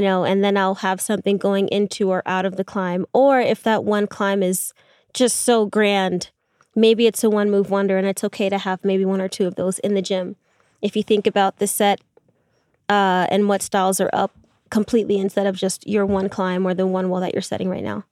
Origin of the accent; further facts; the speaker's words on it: New York, United States; being from New York